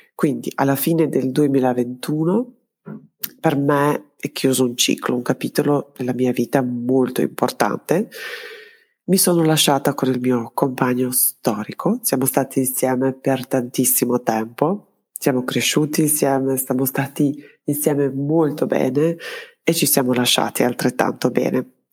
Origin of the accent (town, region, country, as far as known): Belgrade, Serbia; born or raised there; moved away as an adult; also born or lived in Trento, Italy